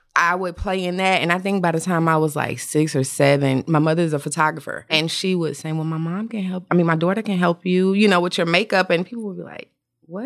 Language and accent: English; Atlanta, Georgia, United States; I'm from Atlanta